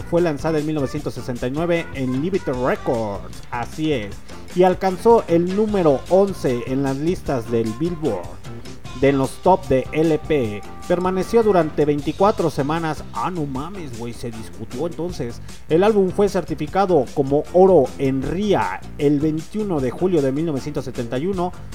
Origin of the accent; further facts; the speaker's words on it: Mexico; soy mexicano